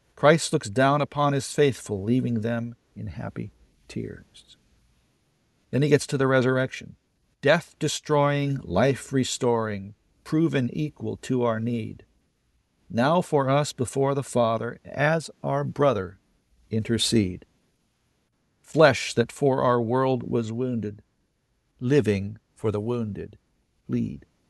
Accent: California, United States; I grew up in California in the sixties and seventies.

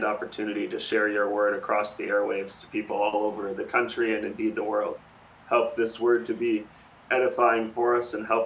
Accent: Minneapolis, Minnesota, United States; now in Tucson, United States; I'm originally from Minneapolis, so in your state

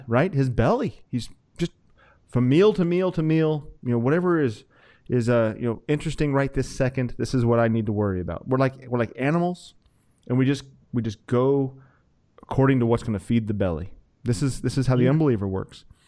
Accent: Wyoming, United States; I grew up in Wyoming

